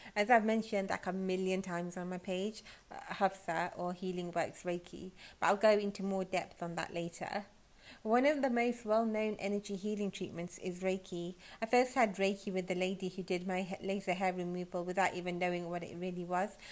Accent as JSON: {"language": "English", "country": "United Kingdom", "said": "I'm British"}